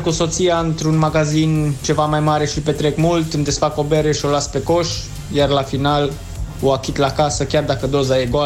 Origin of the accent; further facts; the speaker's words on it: Romania; moved away as an adult; now in Hamburg, Germany; ca români veniți în străinătate